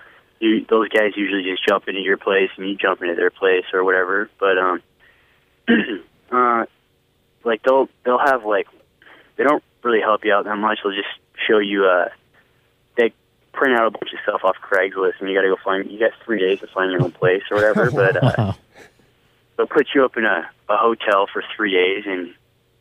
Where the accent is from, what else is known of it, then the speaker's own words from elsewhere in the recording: Peterborough, Ontario, Canada; also born or lived in Fort Myers, Florida; I'm from Peterborough. It's two hours north.